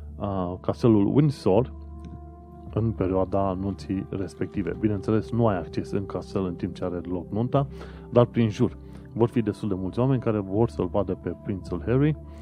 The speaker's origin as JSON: {"language": "Romanian", "country": "Romania", "moved": "as an adult", "lives_now": "United Kingdom", "said": "am plecat din România"}